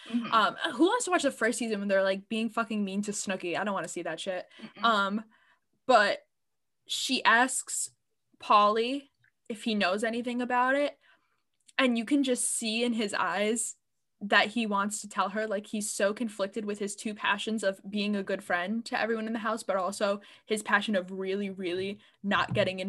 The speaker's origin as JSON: {"language": "English", "region": "Connecticut", "country": "United States", "said": "we're obviously from Connecticut. We don't have accents, but a lot of our family members are, like, from New Jersey or New York."}